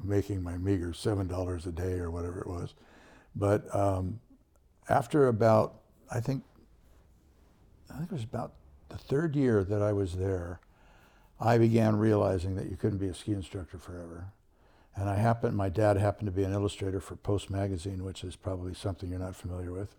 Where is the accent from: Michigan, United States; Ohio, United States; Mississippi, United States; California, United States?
California, United States; moved away as an adult; now in Colorado, United States; I was born and raised in California